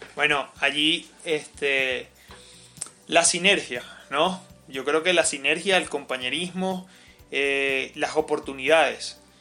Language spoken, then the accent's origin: Spanish; Caracas, Capital District, Venezuela; moved away as an adult; now in Mérida, Venezuela; yo soy de Caracas